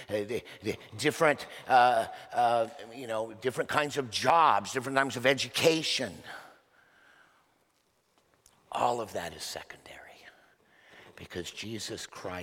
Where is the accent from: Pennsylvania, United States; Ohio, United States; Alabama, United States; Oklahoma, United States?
Oklahoma, United States; moved away; I was born in Oklahoma